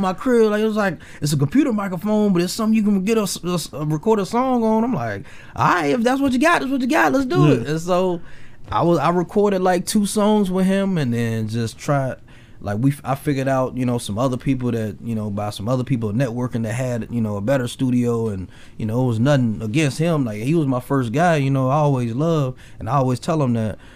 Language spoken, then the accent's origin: English; Memphis, Tennessee, United States; also born or lived in Mississippi; now in Olathe, United States; so I'm originally from Memphis